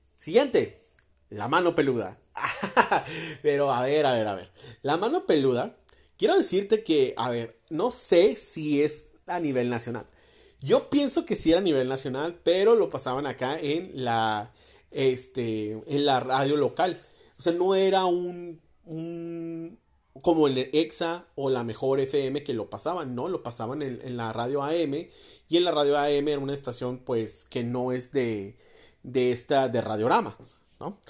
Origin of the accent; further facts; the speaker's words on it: Mexicali, Baja California, Mexico; mi tierra natal, Mexicali.